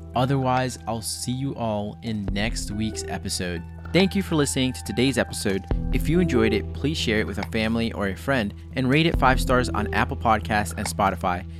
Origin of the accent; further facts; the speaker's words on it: Guatemala; from my home country